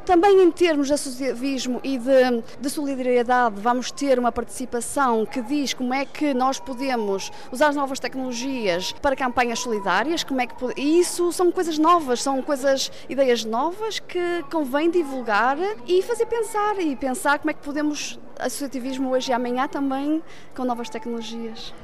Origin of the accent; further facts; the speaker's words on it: Viana do Castelo, Norte, Portugal; moved away as an adult; now in Germany; Eu sou natural de Viana